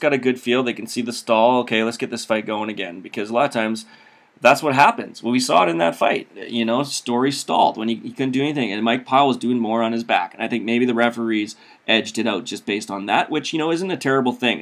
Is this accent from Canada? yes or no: yes; Saskatchewan, Canada; I grew up in Saskatchewan